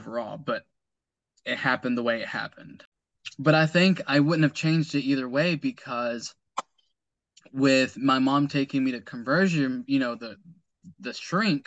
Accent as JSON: {"language": "English", "country": "United States", "tie": "born or raised there", "said": "I was raised here in the States, in the U.S."}